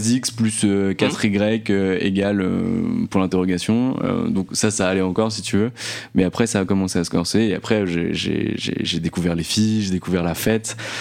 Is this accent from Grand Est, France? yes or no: yes; Nancy, Grand Est, France; moved away as an adult; now in Paris, France; je viens de Nancy à la base. Euh, j'y ai vécu pendant 25 ans et je suis venu à Paris